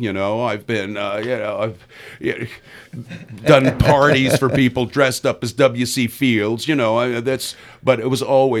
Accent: Florida, United States; also born or lived in Pennsylvania; now in Omaha, United States; I came here to Omaha to be in the Nebraska Theater Caravan. I came from Northwest Florida. I was in Pennsylvania.

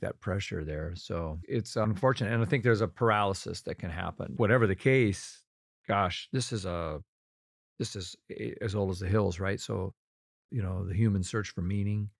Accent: Rochester, Minnesota, United States; born or raised there

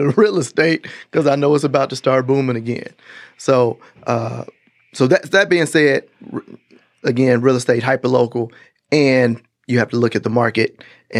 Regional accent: Gary, Indiana, United States; moved away; I'm from Gary, Indiana

